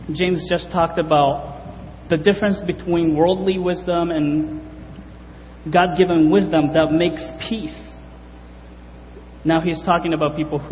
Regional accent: Japan; moved away as an adult; now in United States; I'm from Japan. I grew up in Japan, graduated high school in Japan, and came over to the States in 2008

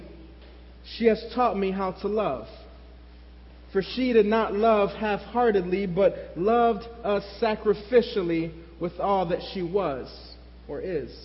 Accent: New York City, New York, United States; When my brother and I were young, growing up in New York City, we didn't have a whole lot

